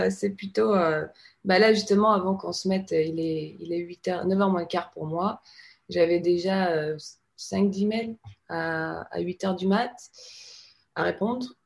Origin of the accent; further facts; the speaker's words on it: France; now in United States; Non, non, non, je suis française. J'ai encore un visa de travail.